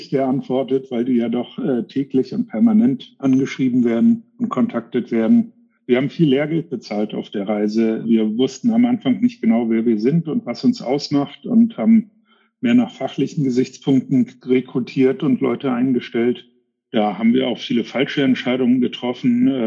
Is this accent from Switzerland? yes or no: no; United States; englischsprachig sind wir Amerikaner, kulturell können wir auch ganz gut mit umgehen